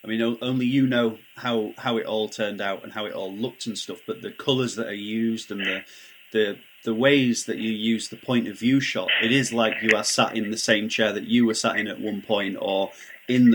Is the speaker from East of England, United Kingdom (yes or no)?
no; Barnsley, Yorkshire and the Humber, United Kingdom; I'm from Barnsley